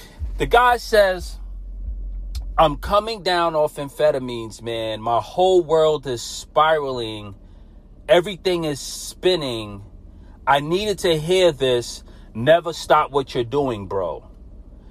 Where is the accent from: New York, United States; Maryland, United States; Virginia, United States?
New York, United States; New York City; I'm a kid from Brooklyn, New York. I grew up as a Catholic.